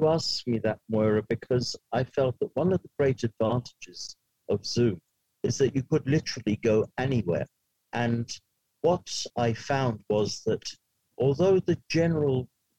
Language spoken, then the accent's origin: English; Ireland; As Irish people, we tend to speak very quickly.